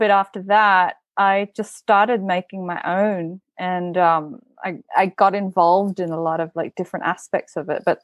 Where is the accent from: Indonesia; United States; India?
Indonesia; Bali; moved away; So I'm from Bali originally. I was born and raised in Bali